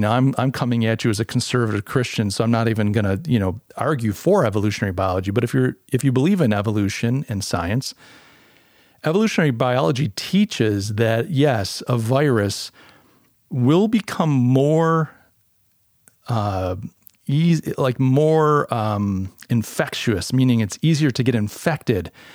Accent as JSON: {"language": "English", "country": "United States", "said": "the U S, my, my home country"}